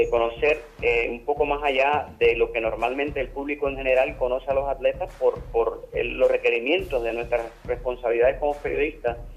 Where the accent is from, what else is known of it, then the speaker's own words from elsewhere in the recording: Puerto Rico; Bueno, para nosotros como puertorriqueños